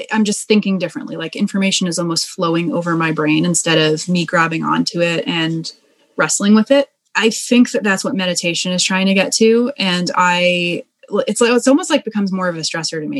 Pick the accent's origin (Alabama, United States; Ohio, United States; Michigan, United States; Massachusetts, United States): Massachusetts, United States; Boston; So I'm originally from Boston.